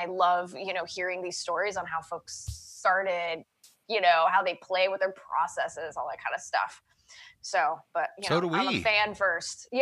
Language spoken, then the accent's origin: English; Los Angeles, California, United States; I'm born and raised in Los Angeles